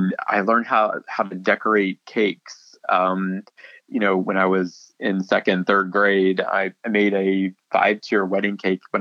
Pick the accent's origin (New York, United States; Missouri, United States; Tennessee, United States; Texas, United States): Missouri, United States; Paris; moved away as an adult; also born or lived in Ocala, Florida / Gainesville, Florida / Fort Myers, Florida; now in Florida, United States; I grew up in a rural, small town